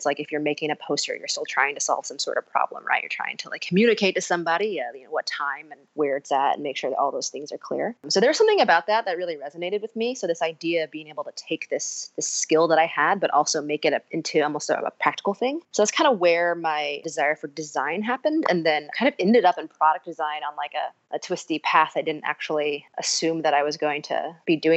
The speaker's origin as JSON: {"language": "English", "town": "Fort Wayne", "region": "Indiana", "country": "United States", "tie": "born or raised there", "also_born_or_lived": "Columbus, Ohio", "said": "I am from Fort Wayne, Indiana. I grew up in the Midwest"}